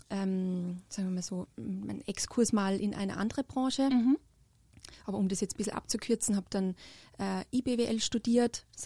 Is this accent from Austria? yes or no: yes; Austria; Ähm, also wie ihr hören könnt, ich bin äh, nicht aus Deutschland, ich komme aus Österreich und habe äh, dort eine berufsbildende Schule gemacht, äh, mit Schwerpunkt Tourismus auch.